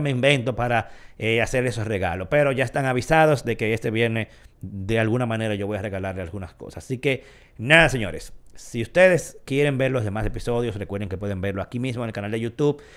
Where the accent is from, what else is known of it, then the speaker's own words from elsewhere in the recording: Dominican Republic; como todo dominicano